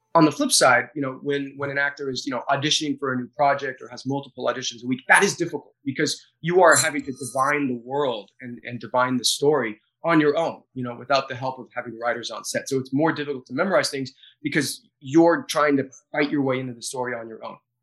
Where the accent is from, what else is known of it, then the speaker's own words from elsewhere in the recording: United States; Being an American